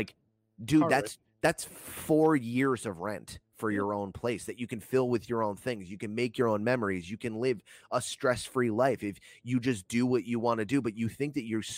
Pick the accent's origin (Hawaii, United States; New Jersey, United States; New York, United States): New Jersey, United States; also born or lived in Broward County, Florida; I was born in Florida, but I was raised in New Jersey.